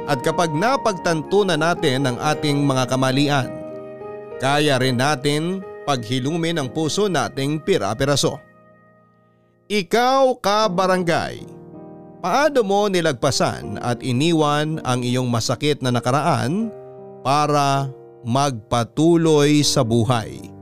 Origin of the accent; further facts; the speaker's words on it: Mexico, Central Luzon, Philippines; Tubong Mexico, Pampanga po ako papadudot at lumaking kasakasama ang nanay Mandy ko noon.